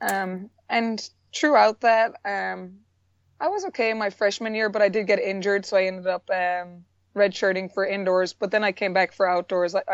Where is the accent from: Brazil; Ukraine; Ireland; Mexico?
Ireland; moved away as an adult; also born or lived in North Carolina, United States; now in South Carolina, United States; Um, I'm originally from Ireland. I came over to the States back in 2007 on a track scholarship. I was recruited here. Um, I currently live in South Carolina still